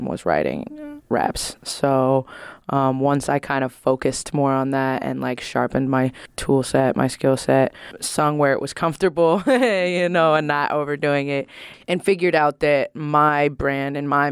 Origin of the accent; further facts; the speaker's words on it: San Francisco, California, United States; I'm from San Francisco, California